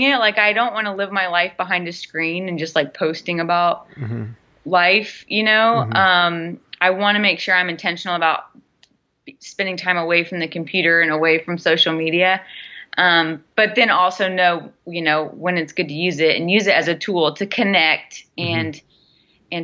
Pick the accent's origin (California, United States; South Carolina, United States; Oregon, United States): South Carolina, United States; Pawleys Island; moved away as an adult; also born or lived in Chicago / Portland; now in San Diego, United States; Pawleys Island. So it's like an hour and a half north of Charleston